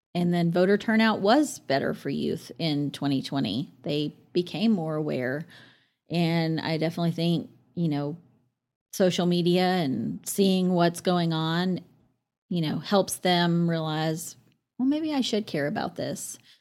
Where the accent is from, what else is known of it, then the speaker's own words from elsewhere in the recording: Amarillo, Texas, United States; moved away as an adult; we grew up across the street from Paramount Park.